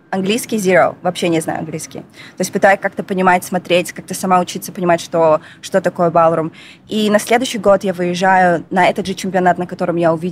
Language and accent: Russian; Astana, Kazakhstan; Yeah, born вот. and raised.